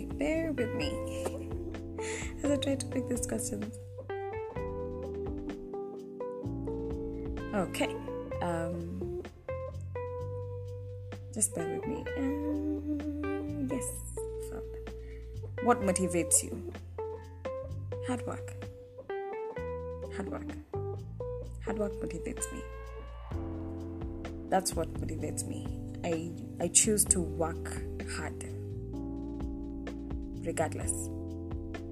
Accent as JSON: {"language": "English", "region": "Nairobi", "country": "Kenya", "tie": "born or raised there", "said": "I was raised in Dandora"}